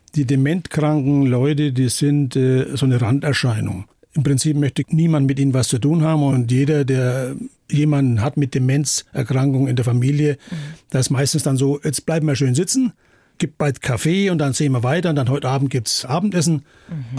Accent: Bayreuth, Bavaria, Germany; das ist meine Heimatstadt

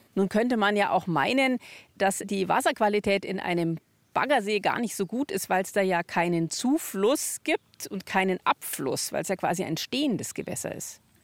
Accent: Tutzing, Bavaria, Germany; ich bin in Tutzing am Starnberger See aufgewachsen

